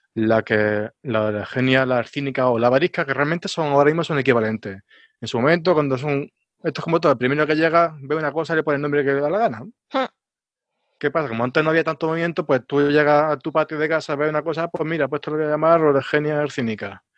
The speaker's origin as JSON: {"language": "Spanish", "town": "Alcalá", "country": "Spain", "said": "en mi pueblo, ahí en Alcalá"}